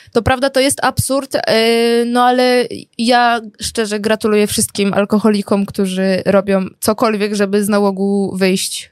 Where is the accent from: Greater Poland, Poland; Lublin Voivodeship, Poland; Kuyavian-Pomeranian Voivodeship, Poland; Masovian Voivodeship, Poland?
Masovian Voivodeship, Poland; Żyrardów; jak ja byłam mała, mieszkałam w Żlardowie